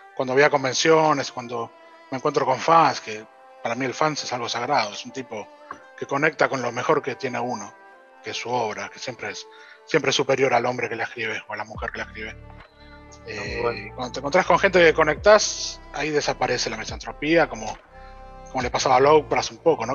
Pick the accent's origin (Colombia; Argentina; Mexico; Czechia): Argentina; Que todos nos cuesta el triple pero como los argentinos mismos